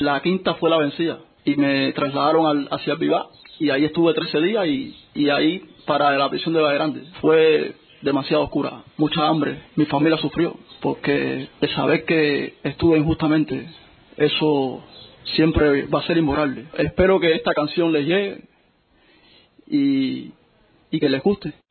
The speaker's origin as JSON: {"language": "Spanish", "country": "Cuba", "said": "amo mi pueblo cubano"}